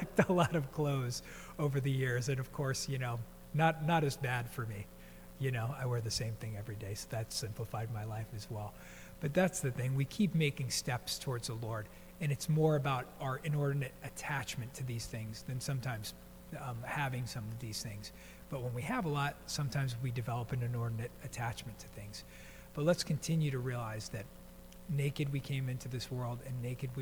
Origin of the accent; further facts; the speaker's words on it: East Coast, United States; moved away; growing up on the East Coast, I think by the time I was 10 years old, I had been to 10 funerals